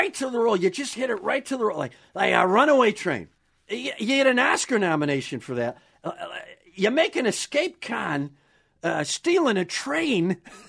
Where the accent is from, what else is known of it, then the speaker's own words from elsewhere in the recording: Wisconsin, United States; Because I grew up in Wisconsin, a Braves fan. That's how old I am.